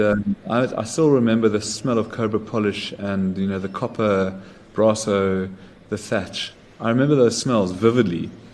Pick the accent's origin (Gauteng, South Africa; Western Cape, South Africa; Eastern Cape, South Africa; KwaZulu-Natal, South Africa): Gauteng, South Africa; Johannesburg; also born or lived in Zimbabwe / Sydney, Australia; basically spent most of my childhood in Joburg.